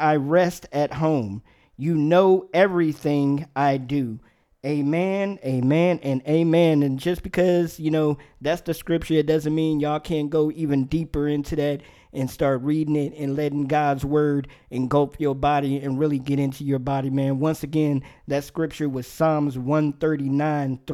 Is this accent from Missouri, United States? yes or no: no; Maryland, United States; now in Virginia, United States; I grew up in the Maryland area